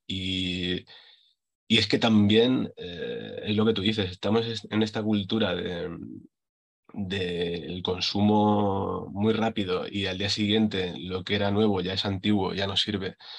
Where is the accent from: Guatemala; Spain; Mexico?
Spain; Villena, Valencian Community; de aquí, de, mi pueblo, de Villena